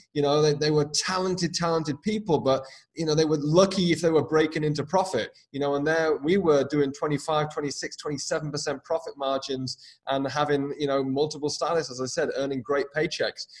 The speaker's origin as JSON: {"language": "English", "country": "United Kingdom", "also_born_or_lived": "Dublin, Ireland / west coast of Ireland / New York City / Northern California", "moved": "yes", "said": "I'm obviously from the UK originally."}